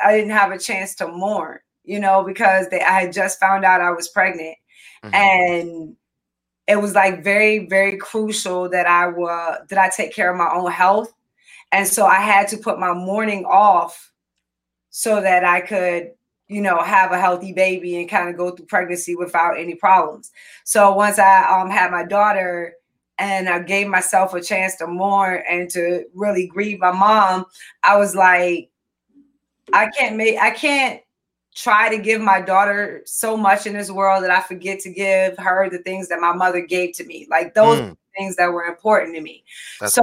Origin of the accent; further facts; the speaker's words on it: Richmond, Virginia, United States; moved away as an adult; now in Northern Virginia, United States; I was born and raised in Richmond, Virginia